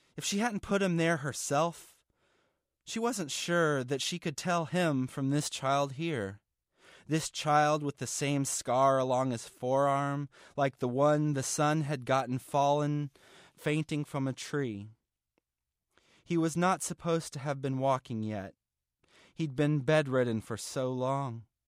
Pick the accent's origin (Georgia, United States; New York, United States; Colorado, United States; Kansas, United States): Georgia, United States; Atlanta; I'm from Atlanta, Georgia